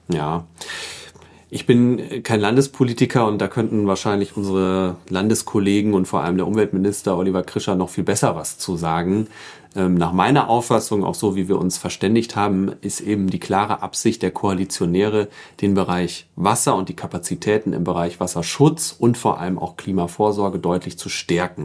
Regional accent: Emsdetten, North Rhine-Westphalia, Germany; also born or lived in Karlsruhe; Da bin ich auch aufgewachsen in Emstetten

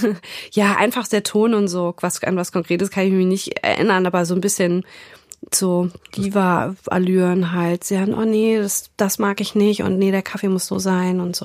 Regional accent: Frankfurt, Hesse, Germany; moved away as an adult; also born or lived in Istanbul, Turkey; now in Hamburg, Germany; ich bin in Frankfurt aufgewachsen oder in der Nähe von Frankfurt

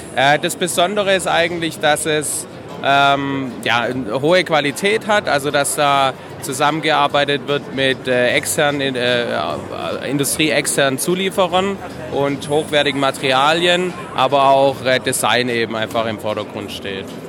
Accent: Swabia, Germany

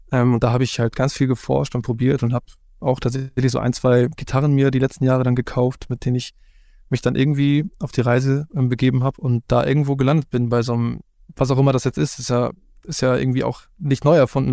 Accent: Hamburg, Germany; selbst als gebürtiger Hamburger

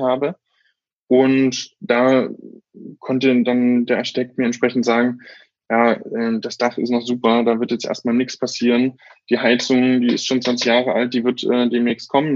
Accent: Bautzen, Saxony, Germany; now in Berlin, Germany; Das ist quasi mein Heimatort

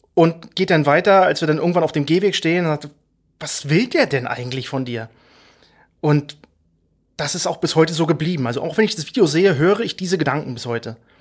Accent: Mecklenburg-Vorpommern, Germany; now in Berlin, Germany; ich bin stolzer Mecklenburger und lebe und arbeite in Berlin

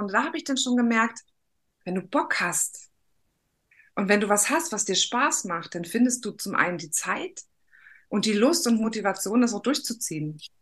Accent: East Germany, Germany; ich bin ein Kind des Ostens und die Wende kam, da war ich 15, 16

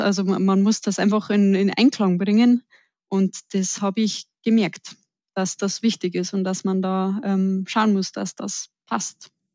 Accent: Upper Bavaria, Germany; accent: Bavarian; ich komme aus dem tiefsten Oberbayern also seht es mir auch nach, wenn ich manchmal etwas ins Bayerische abrutsche

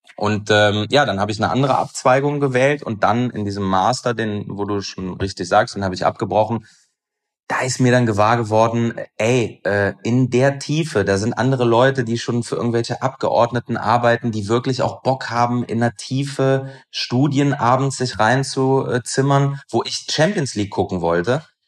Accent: Aachen, North Rhine-Westphalia, Germany; moved away; Aber ich bin gebürtiger Aachener

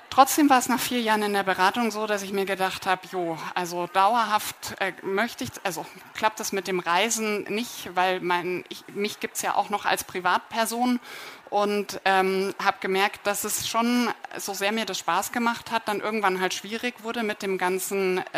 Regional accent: Munich, Bavaria, Germany; Ich komme hier aus München. Also ich wohne in, mit meinem Freund in der Maxvorstadt, bin äh, gebürtige Oberbayerin

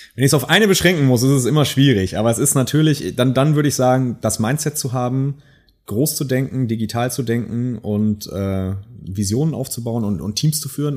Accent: Münsterland, North Rhine-Westphalia, Germany; moved away as an adult; also born or lived in Silicon Valley; ich bin ja selber Münsterländer, äh, ja. Urmünsterländer

